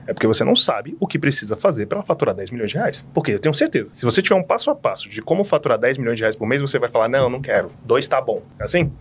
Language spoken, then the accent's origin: Portuguese; Brasília, Federal District, Brazil; Sou de Brasília, filho de servidor público. Estudei nos colégios aqui em Brasília, nascido, criado e apaixonado